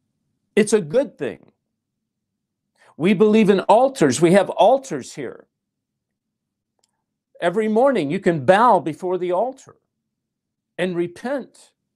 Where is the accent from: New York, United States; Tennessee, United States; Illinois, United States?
Tennessee, United States; Nashville; I'm from Nashville. I was a songwriter.